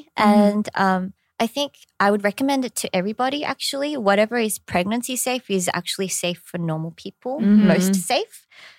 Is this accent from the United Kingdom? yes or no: no; Australia; accent: Australian; now in South Korea